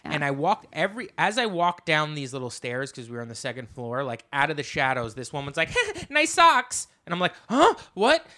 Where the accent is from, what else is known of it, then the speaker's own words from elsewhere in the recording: New Jersey, United States; now in New York City, United States; I come from Jersey, you know, and now I live in New York City